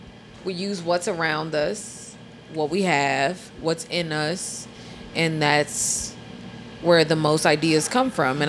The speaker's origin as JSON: {"language": "English", "town": "Inglewood", "region": "California", "country": "United States", "moved": "yes", "lives_now": "New Orleans, United States", "said": "I'm from Inglewood, California."}